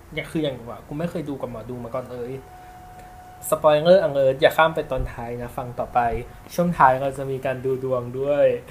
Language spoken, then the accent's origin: Thai; Chiang Mai, Thailand; now in Bangkok, Thailand; กูก็เป็นคนเชียงใหม่